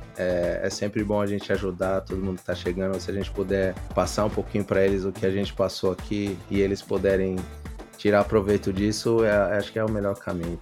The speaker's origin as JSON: {"language": "Portuguese", "country": "Brazil", "tie": "born or raised there", "moved": "yes", "lives_now": "Australia", "said": "eu nasci lá, eu cresci lá o meu coração é brasileiro"}